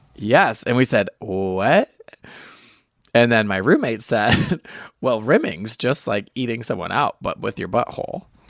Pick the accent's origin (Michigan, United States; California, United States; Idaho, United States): Michigan, United States; near Michigan International Speedway, United States; people from my hometown, because we were so close to Michigan International Speedway